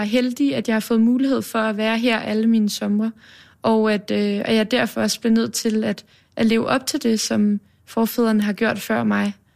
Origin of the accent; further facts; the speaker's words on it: Copenhagen, Capital Region of Denmark, Denmark; Baggrænsgade på Østerbro, okay. er jeg vokset op de første 13 år